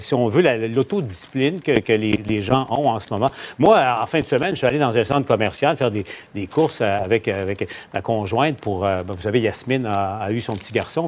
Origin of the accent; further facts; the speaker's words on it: Canada; chez nous au Canada